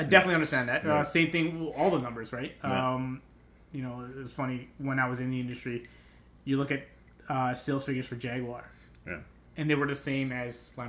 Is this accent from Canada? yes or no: yes; Canada; I'm Canadian.